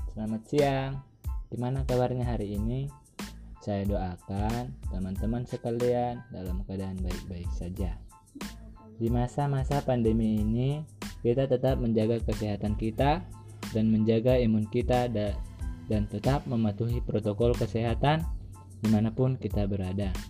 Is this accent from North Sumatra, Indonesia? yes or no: yes; Simangumban, North Sumatra, Indonesia; Saya berusia 17 tahun dan saya berasal dari Simangumban.